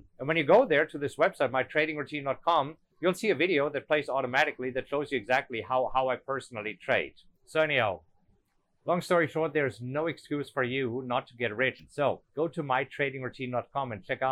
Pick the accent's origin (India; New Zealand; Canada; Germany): Germany; English is a second language; moved away as an adult; now in United States; I'm an immigrant. You know, I'm German. I came from Germany